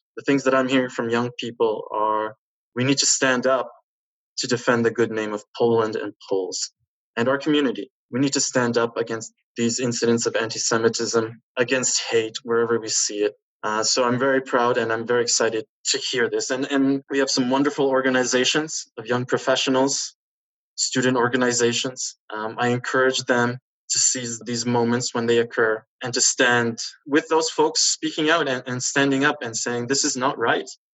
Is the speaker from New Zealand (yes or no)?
no; Canada; as a Polish Canadian.